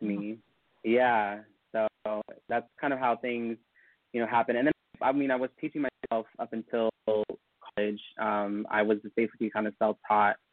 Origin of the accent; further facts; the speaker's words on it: Elk Grove, California, United States; I am originally from a suburb of Sacramento called Elk Grove